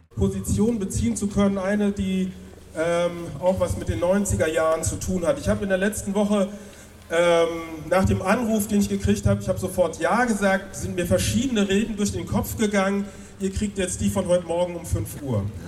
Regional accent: West Germany, Germany; now in Hamburg, Germany; Ich bin in der DDR geboren, in Westdeutschland aufgewachsen

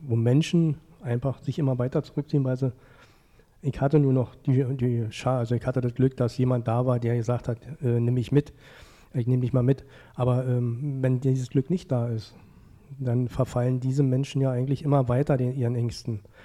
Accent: Frankfurt, Hesse, Germany; ich komme ja nur aus Frankfurt. Ja. Bin ja Ur Ureinwohner dieser Stadt.

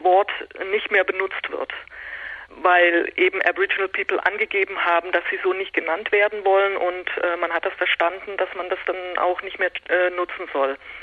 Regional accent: Netherlands; Ich bin selber Niederländerin

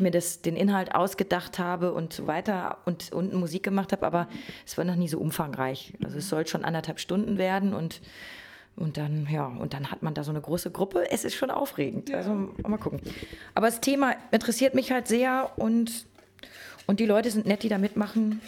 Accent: North Rhine-Westphalia, Germany; now in Berlin, Germany; wir haben früher in Ostwestfalen Pfannkuchen gesagt

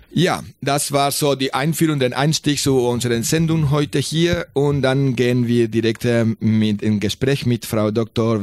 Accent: Colombia; German is a second language; moved away; ich bin in Kolumbien geboren.

